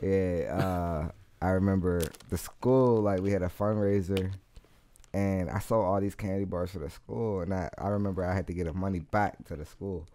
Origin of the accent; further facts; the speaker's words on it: United States; I'm from Garfield